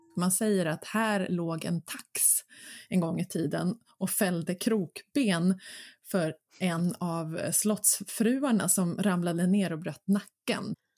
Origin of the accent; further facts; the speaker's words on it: Mörby slottsruin, Stockholm County, Sweden; Mina hemtrakter. Eh, där var jag väldigt mycket som barn och sprang runt